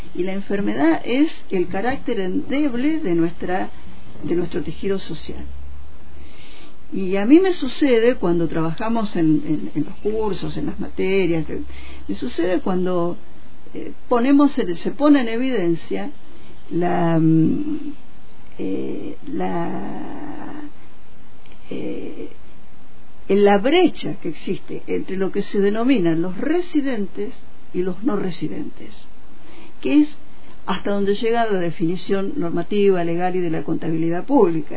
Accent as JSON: {"language": "Spanish", "country": "Argentina"}